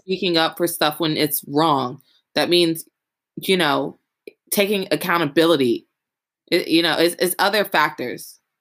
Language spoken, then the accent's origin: English; the South, United States; growing up in the South and going to a predominantly Southern university